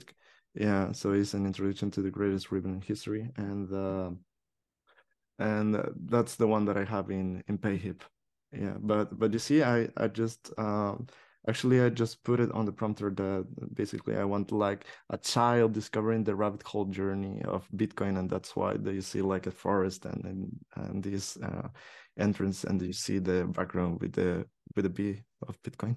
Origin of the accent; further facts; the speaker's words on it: El Salvador; now in Barcelona, Spain; I was from El Salvador